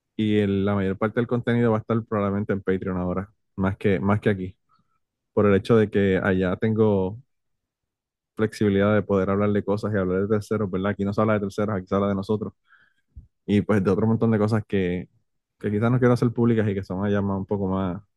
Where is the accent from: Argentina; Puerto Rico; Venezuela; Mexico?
Puerto Rico; yo soy boricua